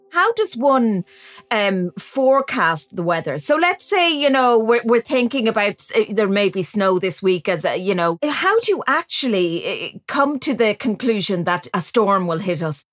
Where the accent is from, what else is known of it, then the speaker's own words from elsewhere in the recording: Westmeath, Ireland; I'm I'm from County Westmeath